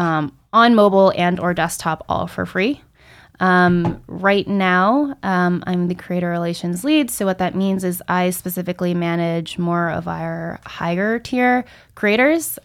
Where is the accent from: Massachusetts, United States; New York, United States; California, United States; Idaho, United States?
New York, United States; Rockland County; I'm a New York native, specifically from Rockland County.